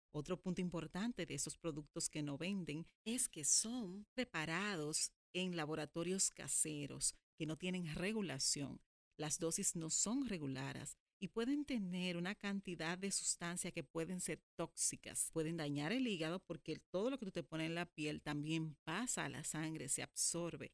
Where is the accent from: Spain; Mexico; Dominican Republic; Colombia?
Dominican Republic; en mi país, en República Dominicana